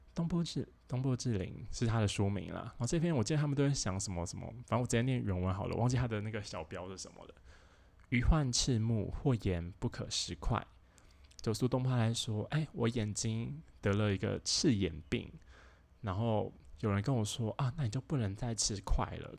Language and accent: Chinese; Taoyuan, Taiwan; 因为我是桃园人啊